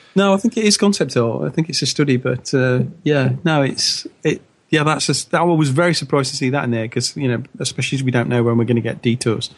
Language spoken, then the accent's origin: English; United Kingdom; as Brit